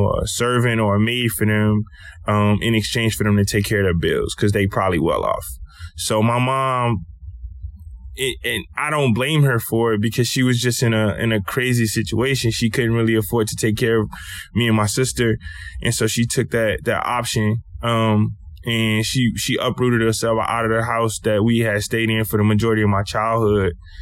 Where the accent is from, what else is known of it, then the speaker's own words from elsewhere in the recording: Lake Charles, Louisiana, United States; I grew up in Lake Charles, Louisiana, in a little neighborhood called Car Shop